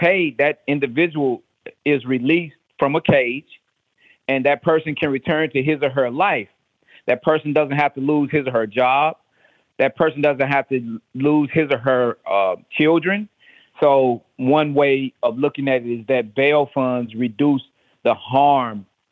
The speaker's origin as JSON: {"language": "English", "town": "Nashville", "region": "Tennessee", "country": "United States", "said": "I am originally from Nashville, Tennessee"}